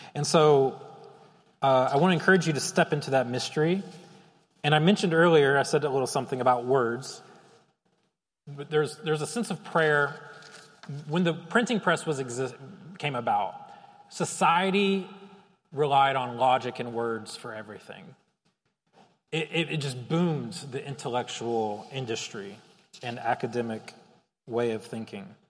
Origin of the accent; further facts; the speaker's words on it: Chicago, Illinois, United States; I'm a Chicagoan